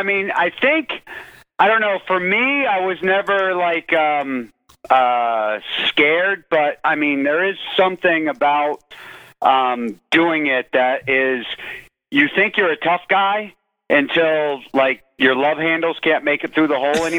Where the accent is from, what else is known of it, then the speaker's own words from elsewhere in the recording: North Conway, New Hampshire, United States; born there; I was born in North Conway, right by the White Mountains.